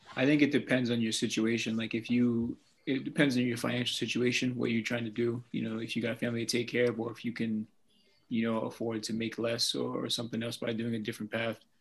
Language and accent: English; Vermont, United States; I'm from Vermont